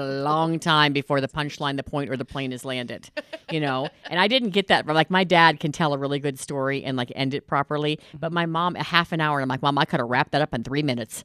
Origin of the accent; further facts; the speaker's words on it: Boulder, Colorado, United States; my hometown of Boulder, Colorado.